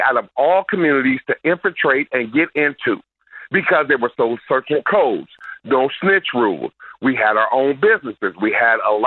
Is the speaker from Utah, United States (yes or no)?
no; Milwaukee, Wisconsin, United States; I'm born in Milwaukee